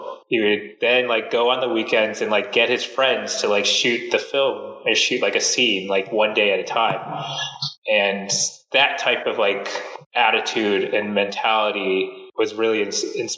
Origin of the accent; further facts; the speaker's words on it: Silver Spring, Maryland, United States; moved away as an adult; also born or lived in Vietnam; I was born and raised right outside Washington, D.C. in this town called Silver Spring, Maryland